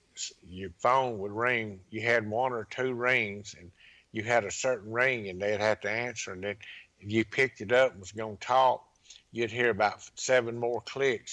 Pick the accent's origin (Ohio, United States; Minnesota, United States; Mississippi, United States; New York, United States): Mississippi, United States; Laurel; also born or lived in Pascagoula, Mississippi; my hometown, Laurel, Mississippi